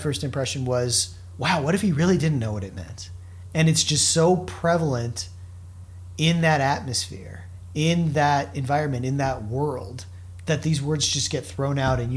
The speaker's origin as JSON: {"language": "English", "town": "Miami", "region": "Florida", "country": "United States", "tie": "born or raised there", "moved": "yes", "said": "I grew up in Miami."}